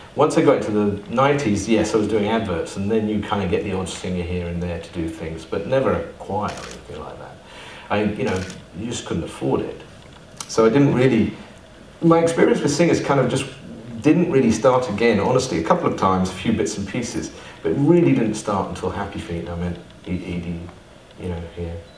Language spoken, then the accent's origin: English; East Sussex, South East England, United Kingdom; I came from the East. far, far east. Um, east Sussex